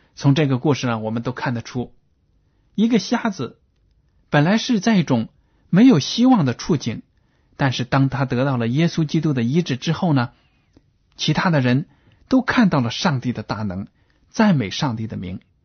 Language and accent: Chinese; China; 这样的观念呢，我们中国人都有的